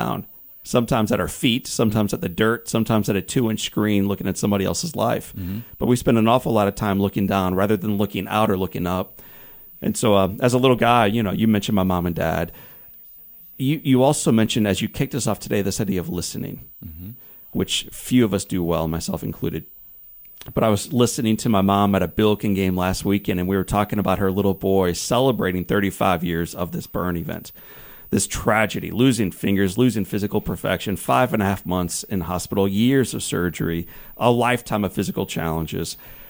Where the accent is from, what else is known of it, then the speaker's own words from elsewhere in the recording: De Pere, Missouri, United States; I'm a nine-year-old kid growing up in DePere, Missouri.